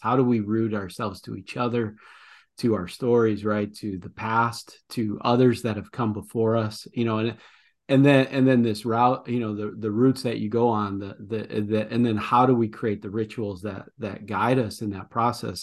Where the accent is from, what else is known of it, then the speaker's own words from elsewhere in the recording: Midwest, United States; accent: Midwestern; my Midwestern accent